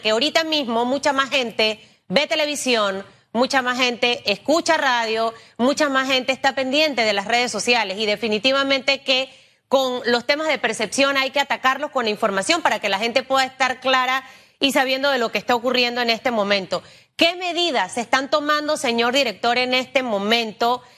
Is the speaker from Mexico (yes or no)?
no; Panama; yo como panameña